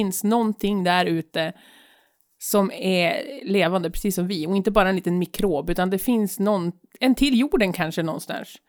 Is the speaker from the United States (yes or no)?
yes; United States; moved away; Alltså jag är ju amerikan.